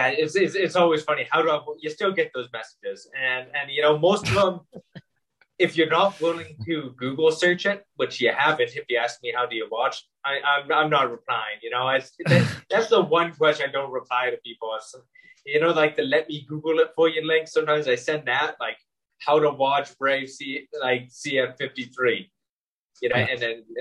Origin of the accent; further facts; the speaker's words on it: Winnipeg, Manitoba, Canada; now in Ireland; I'm from Winnipeg in Canada